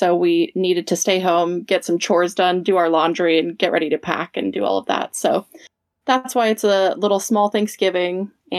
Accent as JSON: {"language": "English", "town": "Las Vegas", "region": "Nevada", "country": "United States", "said": "I'm from Las Vegas."}